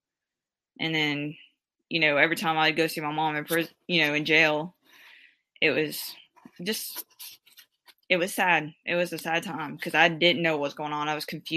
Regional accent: New Orleans, Louisiana, United States; I was born in New Orleans

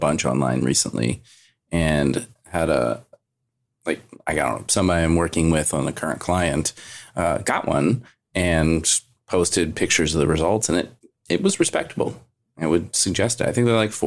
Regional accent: northern Kentucky, United States; moved away; also born or lived in Washington, D.C.; I'm actually from Midwest as well, like the northern Kentucky, mm-hmm. right across, basically Cincinnati

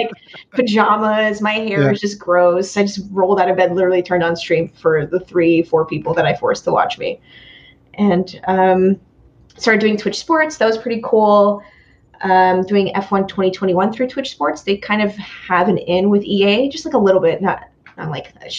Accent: New York City, New York, United States; I'm originally from Brooklyn, New York

